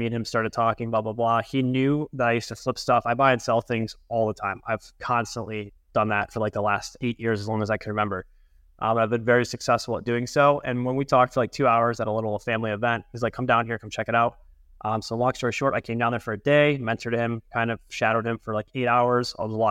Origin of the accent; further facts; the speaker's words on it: Grosse Ile, Michigan, United States; also born or lived in Miami; And then Michigan in the last 16 years. So like Groseal, 30 miles south of Detroit, a little island.